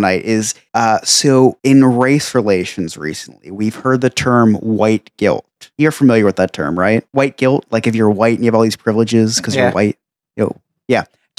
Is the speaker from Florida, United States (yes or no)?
no; New Jersey, United States; I'm from New Jersey